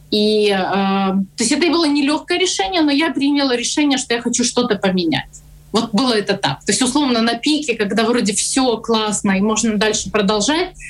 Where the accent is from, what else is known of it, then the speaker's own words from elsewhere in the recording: Kyiv, Ukraine; поехала, поработала в Харьков в IT-компании, хотя я сама родом из Киева, и у меня ребенок, как ты правильно говоришь, остался с бабушкой и папой в Киеве